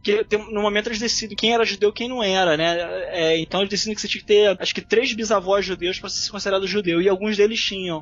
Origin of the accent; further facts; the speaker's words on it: Rio de Janeiro, Brazil; eu sou carioca